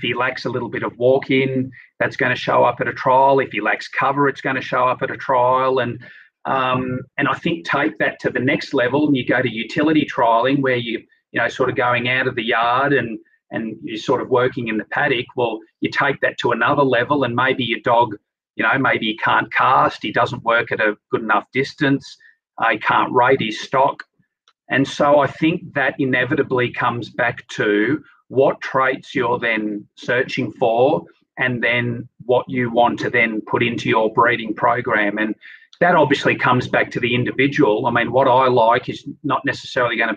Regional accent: Sydney, New South Wales, Australia; I grew up in Sydney, no real interaction with animals

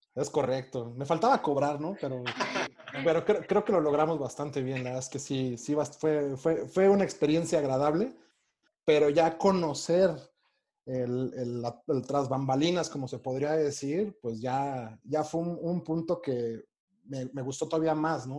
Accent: Mexico; siendo mexicano, siendo mexicano

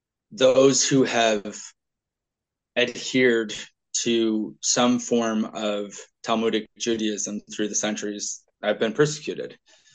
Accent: Scotland, United Kingdom; I can't say because I'm Scottish, however I respond, the ends justify the means.

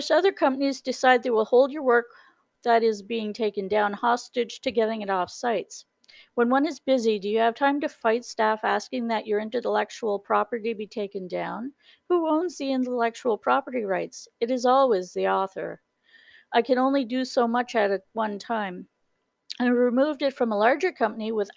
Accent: Canada; I'm Canadian

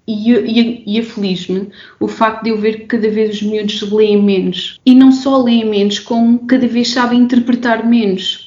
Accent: Évora, Alentejo, Portugal; eu sou alentejana, eu sou de Évora

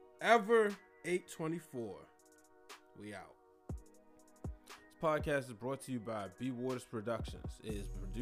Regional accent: Baltimore, Maryland, United States; I'm from Baltimore. We a part of Maryland, but we stand out by ourselves

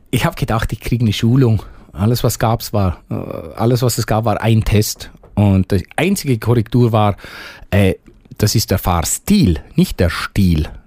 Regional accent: Bavaria, Germany; Hochdeutsch ist für mich ein bisschen eine Fremdsprache. Also ich habe das gelernt, wenn ich meinen Dialekt, den ich normalerweise spreche, wenn ich den ausdeutsche, das ist grammatikalisch so falsch.

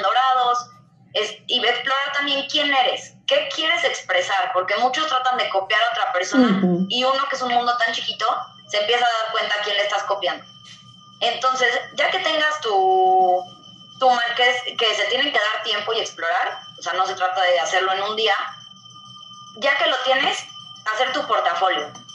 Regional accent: Mexico; Soy artista mexicano

